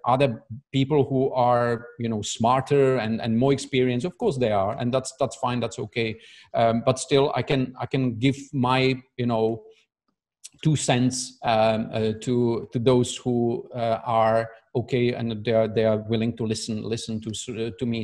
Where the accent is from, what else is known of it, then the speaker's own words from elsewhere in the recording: Prague, Czechia; moved away as an adult; now in Dubai, United Arab Emirates; I'm originally from Prague, from Czech Republic